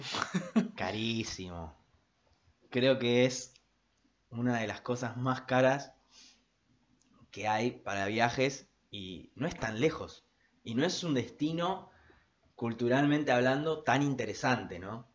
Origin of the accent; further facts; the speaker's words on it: Argentina; nuestra cultura argentina es como tan, no sé, está tan mechada con un montón de otras culturas europeas